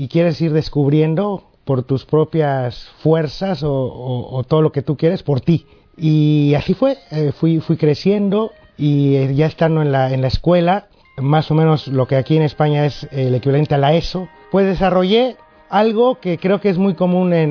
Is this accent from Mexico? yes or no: yes; Mexico; soy mexicano y mi padre cubano, mi madre mexicana, una mezcla ahí de, cosas que va uno creciendo con eso.